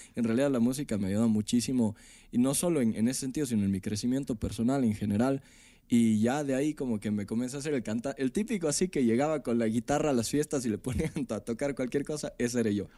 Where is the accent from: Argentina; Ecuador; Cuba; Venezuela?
Ecuador; also born or lived in Mexico City, Mexico; soy un artista ecuatoriano